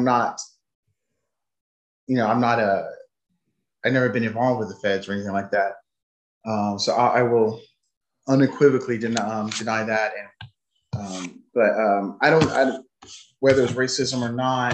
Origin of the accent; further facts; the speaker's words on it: United States; I'm an American